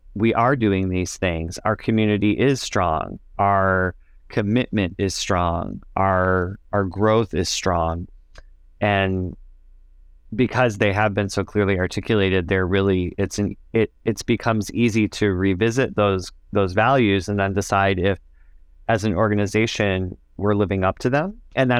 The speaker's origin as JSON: {"language": "English", "region": "Michigan", "country": "United States", "tie": "born or raised there", "said": "after teaching for 2 years in a small town back home in my home state of Michigan"}